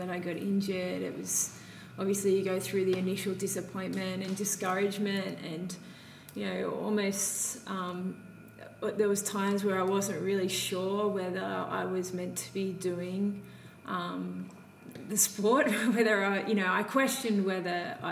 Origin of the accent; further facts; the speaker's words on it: Grays Point, New South Wales, Australia; I grew up in Grays Point